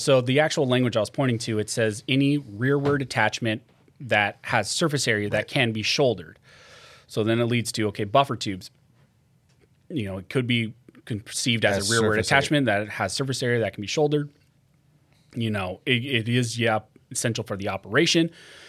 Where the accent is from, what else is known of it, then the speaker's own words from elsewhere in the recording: California, United States; I think just growing up. I think just growing up in California, it has to be …, just like what I listen to.